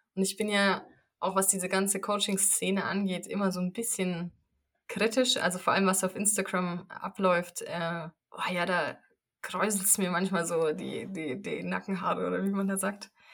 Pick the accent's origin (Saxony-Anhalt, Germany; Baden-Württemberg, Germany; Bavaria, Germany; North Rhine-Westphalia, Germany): Bavaria, Germany; near Munich; ich komme aus der Nähe von München